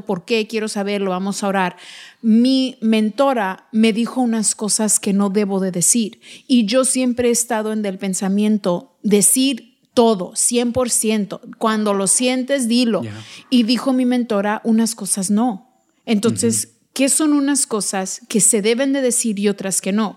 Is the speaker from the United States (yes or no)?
yes; United States; no solo somos mexicanos, somos mexicoamericanos, hablamos ambos lenguajes